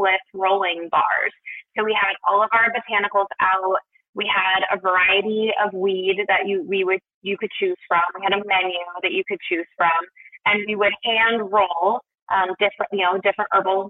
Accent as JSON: {"language": "English", "town": "Portland", "region": "Oregon", "country": "United States", "tie": "born or raised there", "also_born_or_lived": "New York", "moved": "as an adult", "said": "I moved from New York to my hometown of Portland, Oregon"}